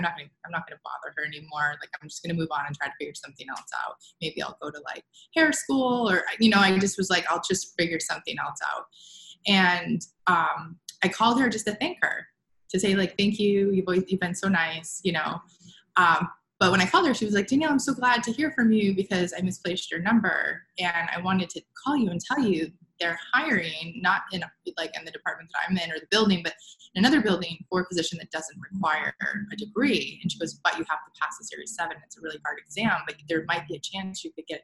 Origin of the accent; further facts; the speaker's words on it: New Hampshire, United States; now in California, United States; I'm from the East Coast. I'm from New Hampshire.